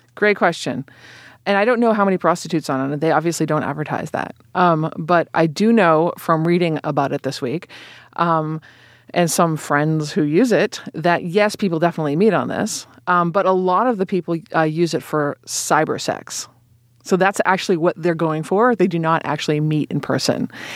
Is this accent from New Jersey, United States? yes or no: no; Boston, Massachusetts, United States; moved away as an adult; also born or lived in California; now in New York, United States; I live in New York and I grew up in Boston and I went to school in California